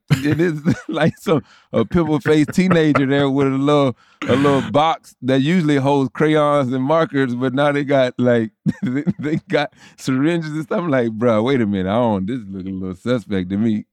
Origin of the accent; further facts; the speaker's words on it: Tallahassee, Florida, United States; growing up in Tallahassee and even in college